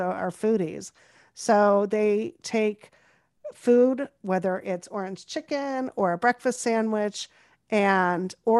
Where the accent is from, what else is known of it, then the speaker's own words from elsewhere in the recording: Topanga, California, United States; also born or lived in Los Angeles, United States; I grew up in Topanga